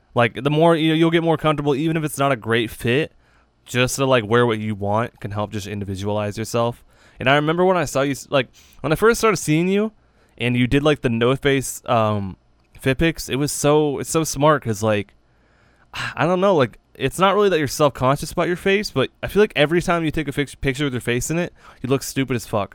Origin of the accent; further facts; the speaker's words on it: New Hampshire, United States; we're from New Hampshire.